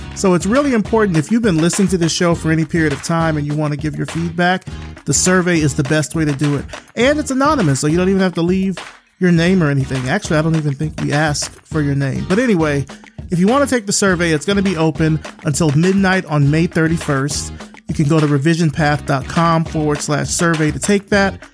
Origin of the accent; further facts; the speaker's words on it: Selma, Alabama, United States; I grew up in Selma from Alabama, South Central Alabama